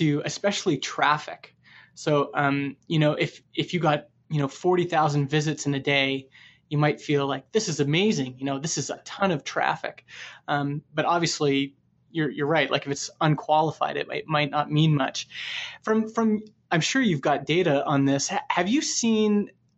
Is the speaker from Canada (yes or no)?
yes; Canada; I'm from Canada